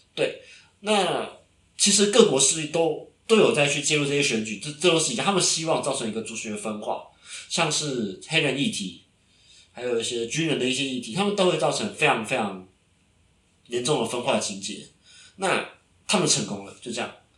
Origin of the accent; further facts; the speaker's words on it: Taiwan; 以我台湾人的立场